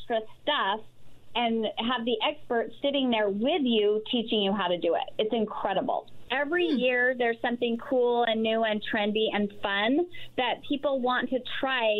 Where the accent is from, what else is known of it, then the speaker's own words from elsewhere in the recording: Salt Lake City, Utah, United States; I'm from Salt Lake and we started there.